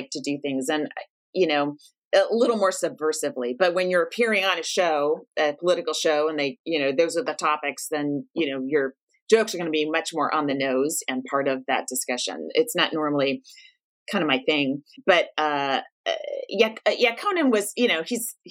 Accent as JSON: {"language": "English", "town": "San Francisco", "region": "California", "country": "United States", "said": "I'm from San Francisco"}